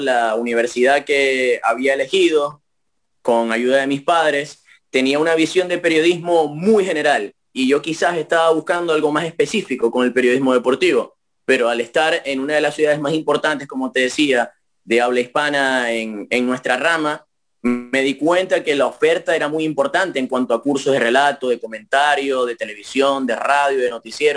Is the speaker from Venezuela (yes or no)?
yes; Venezuela; yo de Venezuela